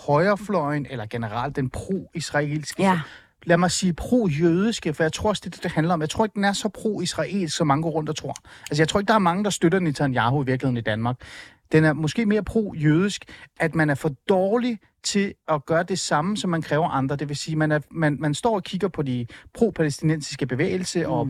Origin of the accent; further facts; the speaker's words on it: Iran; jeg er iraner.